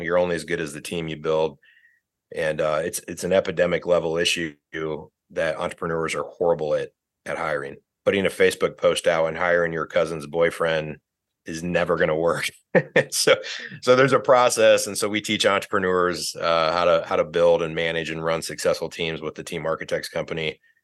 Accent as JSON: {"language": "English", "region": "northern Indiana", "country": "United States", "tie": "born or raised there", "said": "I grew up in Indiana, northern Indiana"}